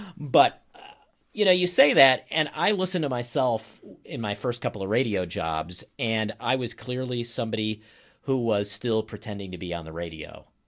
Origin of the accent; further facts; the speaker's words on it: Maryland, United States; moved away as an adult; also born or lived in Boston / upstate New York / Iowa / Flagstaff, Arizona; now in Wauwatosa, United States; I live in Wauwatosa. I am not from Wauwatosa. I grew up in Maryland.